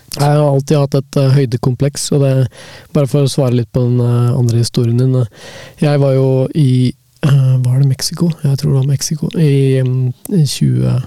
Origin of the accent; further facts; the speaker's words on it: Hamar, Innlandet, Norway; now in Oslo, Norway; jeg er jo oppvokst på bygda i Hamar, utenfor Hamar